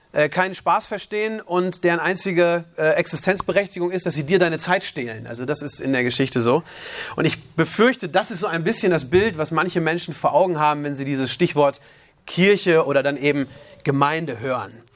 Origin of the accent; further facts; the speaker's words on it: Germany; also born or lived in Uganda; als Deutscher